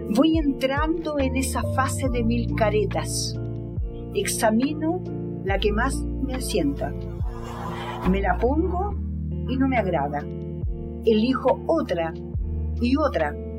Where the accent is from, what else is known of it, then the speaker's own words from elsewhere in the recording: Chile; moved away as an adult; also born or lived in Russia; el día en que yo salí de Chile, el 12 de octubre de 1973